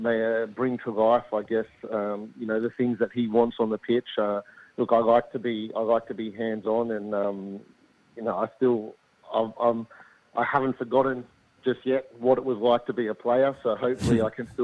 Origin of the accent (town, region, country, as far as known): Sydney, New South Wales, Australia; moved away as an adult; now in Adelaide, Australia